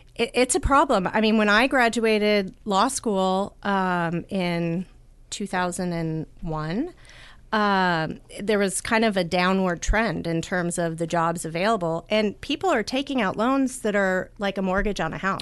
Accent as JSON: {"language": "English", "country": "United States", "tie": "born or raised there", "said": "growing up in the United States"}